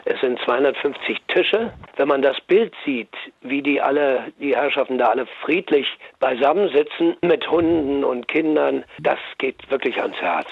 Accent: Berlin, Germany; ich komme ja aus Neukölln und so also Nachkriegskind

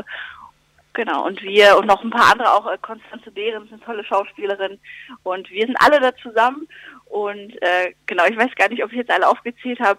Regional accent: Lüdenscheid, North Rhine-Westphalia, Germany; in meiner Heimat im Sauerland

